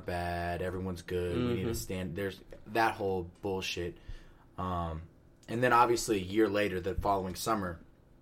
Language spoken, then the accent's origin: English; Powder Springs, Georgia, United States; I'm from Powder Springs, Georgia, which is in Cobb County. It's like Metro Atlanta area.